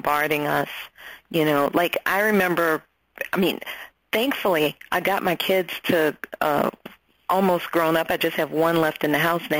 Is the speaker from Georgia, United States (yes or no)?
no; New Orleans, Louisiana, United States; moved away as an adult; now in Atlanta, United States; I'm originally from New Orleans